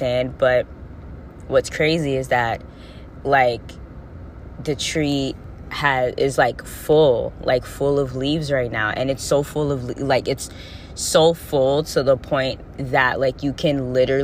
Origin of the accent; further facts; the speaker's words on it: Florida, United States; now in New England, United States; I was born in Florida